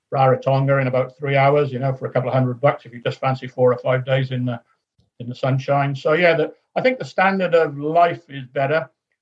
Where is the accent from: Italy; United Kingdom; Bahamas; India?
United Kingdom; Wales; moved away; also born or lived in Huntingdon / Lancaster; I'm a Welshman